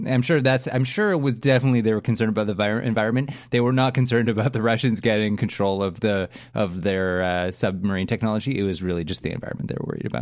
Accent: Canada; as a Canadian

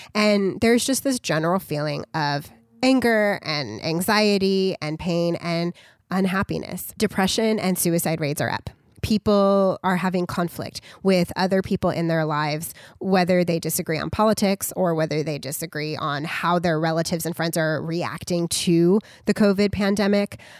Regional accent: United States; we as American citizens

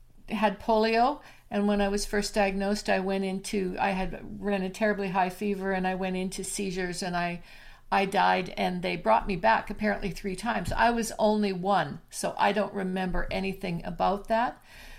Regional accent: Alberta, Canada; I'm from Canada

